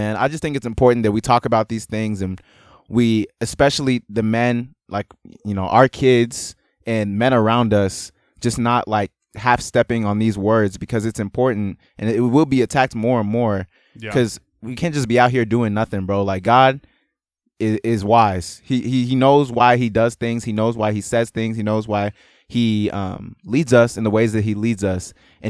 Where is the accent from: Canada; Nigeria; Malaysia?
Nigeria; and maybe also the fact that I'm Nigerian